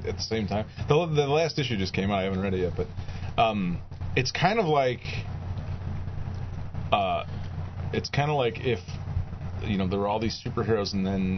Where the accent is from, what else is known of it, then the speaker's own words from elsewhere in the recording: Midwest, United States; growing up in the Midwest